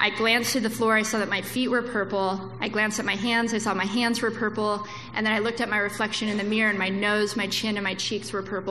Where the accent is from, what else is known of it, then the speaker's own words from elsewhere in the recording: Las Vegas, Nevada, United States; I grew up in Vegas.